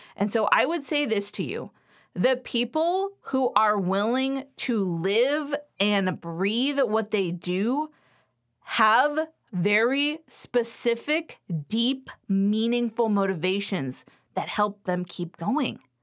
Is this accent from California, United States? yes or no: yes; Los Angeles, California, United States; now in Western Pennsylvania, United States; I grew up in Los Angeles